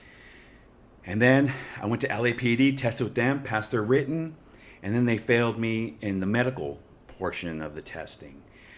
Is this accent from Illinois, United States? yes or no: no; Santa Fe Springs, California, United States; I grew up in Santa Fe Springs, and I'm in my mid-50s. I went to Pioneer High School, went to Rio Hondo College